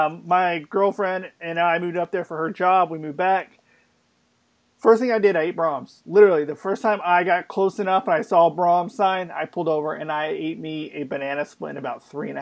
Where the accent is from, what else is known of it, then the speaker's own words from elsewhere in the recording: Oklahoma City, Oklahoma, United States; also born or lived in St. Louis; I'm from Oklahoma City